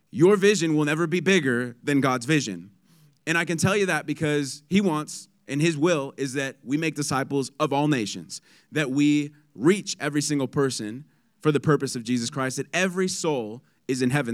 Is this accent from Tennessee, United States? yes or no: no; San Diego, California, United States; I'm from San Diego. It's sunny, seventy-five